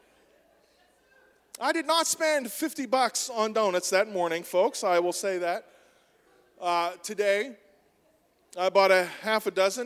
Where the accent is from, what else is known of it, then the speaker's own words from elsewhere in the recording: United States; we're American